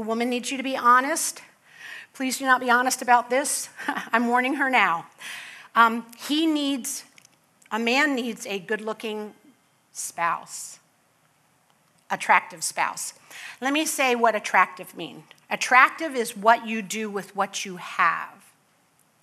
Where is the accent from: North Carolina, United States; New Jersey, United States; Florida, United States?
Florida, United States; Palm Beach County; I come from Palm Beach County